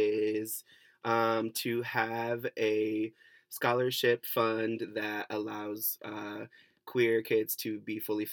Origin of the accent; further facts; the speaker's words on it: Cleveland, Ohio, United States; now in California, United States; I am originally from Cleveland, Ohio. Shout out to C-Town.